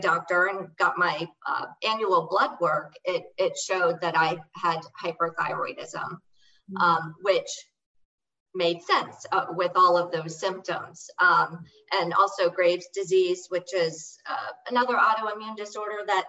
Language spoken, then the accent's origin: English; St. Petersburg, Florida, United States; Born and raised in St. Pete